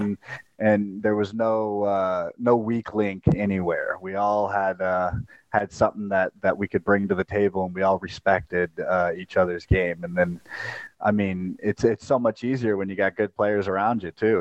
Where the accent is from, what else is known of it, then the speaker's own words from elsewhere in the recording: Las Vegas, Nevada, United States; also born or lived in St. Louis; growing up in Vegas, you, you we'd always travel to L.A.